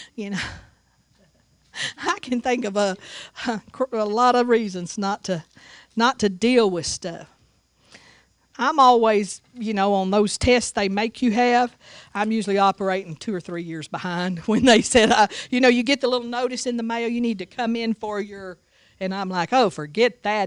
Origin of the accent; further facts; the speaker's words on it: Seagraves, Texas, United States; moved away; also born or lived in Tuscaloosa, Alabama; I grew up in Sea Graves, Texas